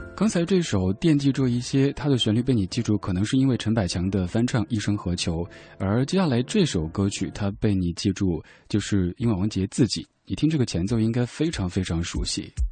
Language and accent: Chinese; Chengdu, Sichuan, China; 我成都人，我们那儿吃火锅吃辣得特别厉害